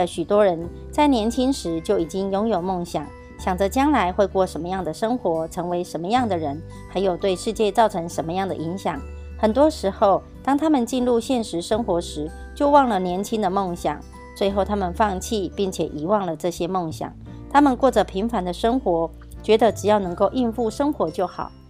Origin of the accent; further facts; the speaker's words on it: Miaoli County, Taiwan; 我是苗栗的